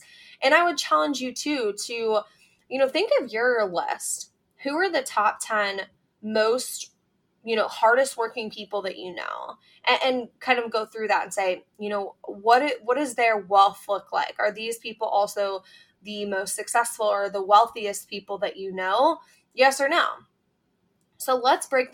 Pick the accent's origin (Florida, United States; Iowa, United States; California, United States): Iowa, United States; I grew up in the Midwest. I grew up in a small town in Iowa.